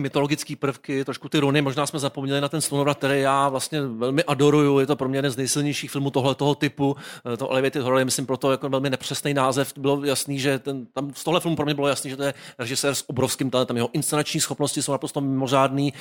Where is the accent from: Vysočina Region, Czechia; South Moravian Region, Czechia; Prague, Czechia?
Prague, Czechia; born or raised there